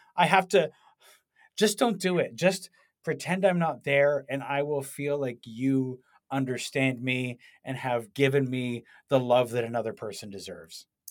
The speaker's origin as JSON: {"language": "English", "country": "Canada", "said": "I was from Canada"}